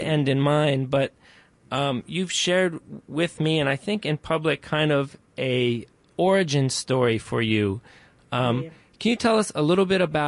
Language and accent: English; Baltimore, Maryland, United States; also born or lived in New York; I was born in New York, but I grew up in Baltimore